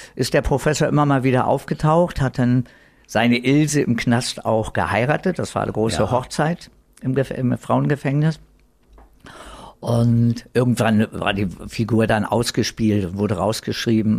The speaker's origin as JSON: {"language": "German", "region": "Berlin", "country": "Germany", "tie": "born or raised there", "also_born_or_lived": "Madrid, Spain", "accent": "Berlin dialect", "said": "ich bin dann praktisch hier im alten Westberlin als Westberliner groß geworden"}